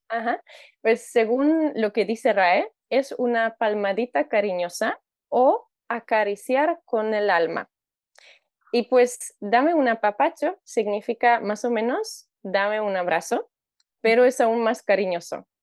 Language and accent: Spanish; Warsaw, Masovian Voivodeship, Poland; Spanish is a second language; moved away as an adult; now in Mexico; Soy de Polonia, nací en Varsovia